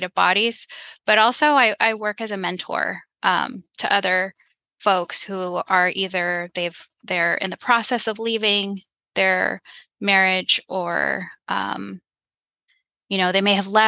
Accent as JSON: {"language": "English", "country": "United States", "tie": "born or raised there", "said": "I was born here in the United States"}